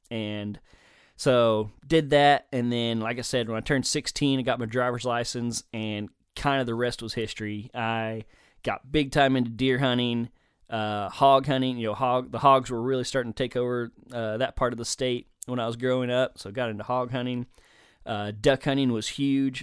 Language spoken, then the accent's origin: English; Denton, Texas, United States; moved away as an adult; also born or lived in southeastern Oklahoma; now in Oklahoma, United States; I originally was born and raised in Denton, Texas, just north of the Dallas Fort Worth area